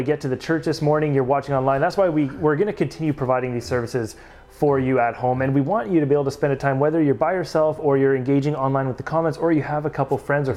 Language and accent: English; Surrey, British Columbia, Canada; moved away as an adult; now in Mission, Canada; I grew up in Surrey